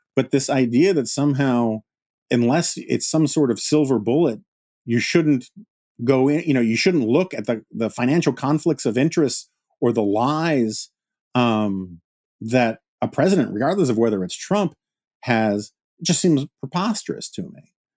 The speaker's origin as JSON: {"language": "English", "town": "New York City", "region": "New York", "country": "United States", "tie": "born or raised there", "said": "I grew up in New York City"}